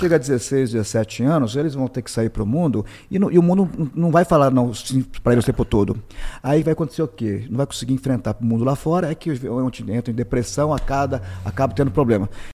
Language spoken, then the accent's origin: Portuguese; Curitiba, Paraná, Brazil; moved away as an adult; also born or lived in Conselheiro Mairinck, Paraná / Little Rock, Arkansas / Boston; now in United States; em 77 meu pai mudou para Curitiba. Então nós crescemos praticamente em Curitiba